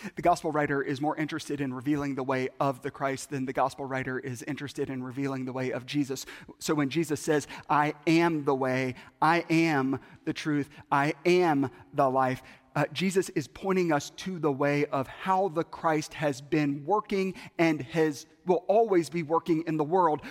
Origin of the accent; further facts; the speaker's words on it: Bible Belt, Southern United States, United States; I grew up in the Bible Belt